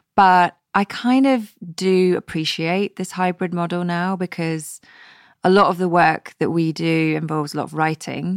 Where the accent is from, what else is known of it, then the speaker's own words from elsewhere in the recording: West Coast of Scotland, United Kingdom; growing up on the West Coast of Scotland